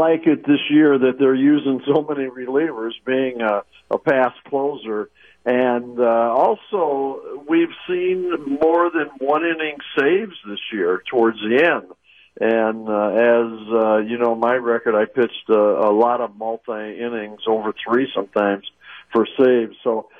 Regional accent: St. Louis, Missouri, United States; moved away as an adult; now in Milwaukee, United States; My family, we're from St. Louis

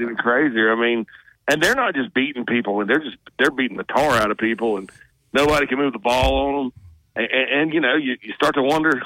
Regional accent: Spartanburg, South Carolina, United States; I'm from Spartanburg

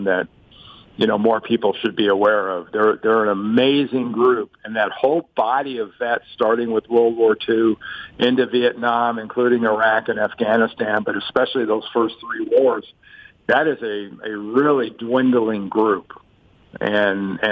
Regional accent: United States; I'm American

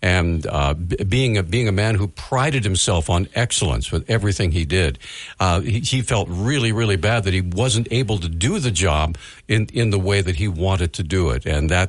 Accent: Montana, United States; and I'm from Montana.

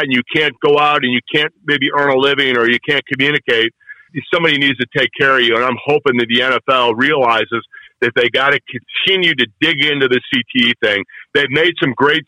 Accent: Chicago, Illinois, United States; accent: Chicago; moved away as an adult; now in Kansas City, United States; growing up on the South Side of Chicago

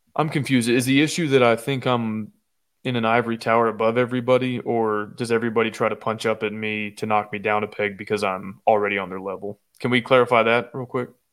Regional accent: Austin, Texas, United States; I'm from Austin

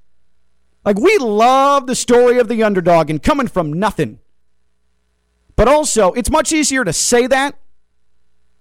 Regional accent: United States; Me as an American

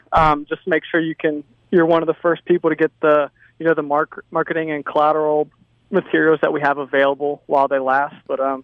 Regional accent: Ohio, United States; moved away as an adult; now in Hattiesburg, United States; Yeah, so like I said, I'm from Ohio. I went to Ohio State, spent 4 years there.

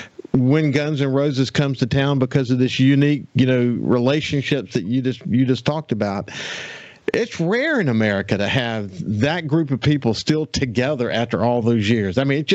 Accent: Birmingham, Alabama, United States; now in Mississippi, United States; I was born in Birmingham.

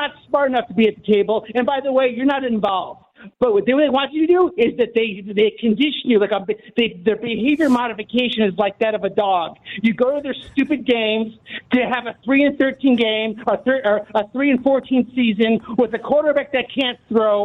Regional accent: Arlington Heights, Illinois, United States; I grew up in Arlington Heights, like, you know, for a big part of my life

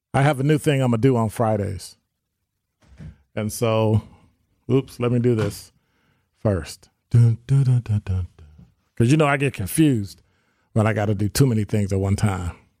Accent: Chicago, Illinois, United States; also born or lived in Sherman Park, Milwaukee, Wisconsin; now in Milwaukee, United States; I'm from Chicago

